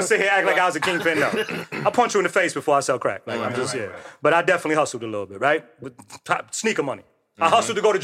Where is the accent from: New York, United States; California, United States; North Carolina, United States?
New York, United States; New York City; Growing up in the projects, man, between, I'm originally from Michelangelo on 149th Street and Park Avenue